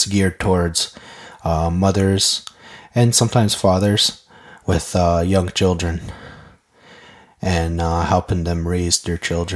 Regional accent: Kahnawake, Quebec, Canada; first language Mohawk; English is a second language; I'm from Ganawage

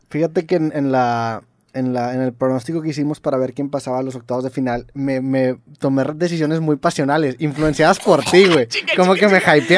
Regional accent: Mexico; aquí en México

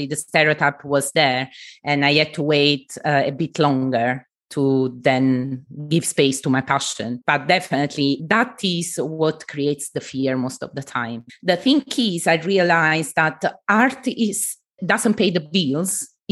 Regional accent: Southern Italy, Italy; moved away; I come from the south of Italy, from a traditional family

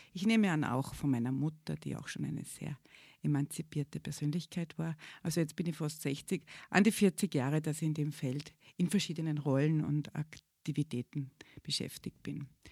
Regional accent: Salzburg, Austria; moved away as an adult; also born or lived in Innsbruck, Austria; now in Graz, Austria; ich bin nämlich auch keine Geborene, bin eine Salzburgerin eigentlich

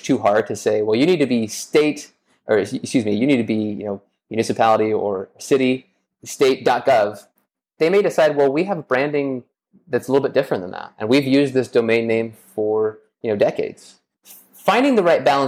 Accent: Las Vegas, Nevada, United States; moved away; I am originally from Las Vegas, Nevada

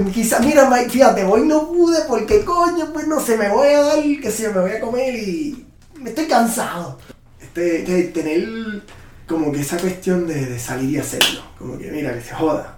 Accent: Puerto Rico; now in Austin, United States; Me siento que estoy back en Puerto Rico

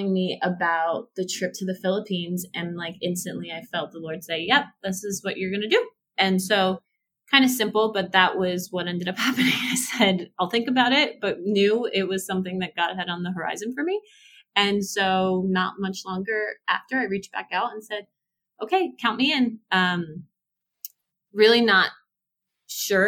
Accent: New Jersey, United States; moved away as an adult; also born or lived in Fort Lauderdale, Florida; now in Atlanta, United States; I grew up in North Jersey, lived right outside of New York City, and then for school decided to go to Florida

